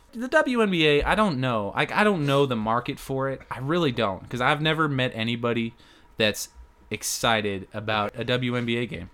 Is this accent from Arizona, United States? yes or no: yes; Arizona, United States; now in Texas, United States; Arizona, back in my hometown